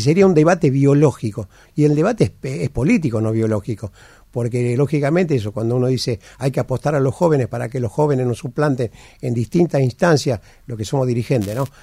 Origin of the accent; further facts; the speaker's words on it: Argentina; somos nosotros, los argentinos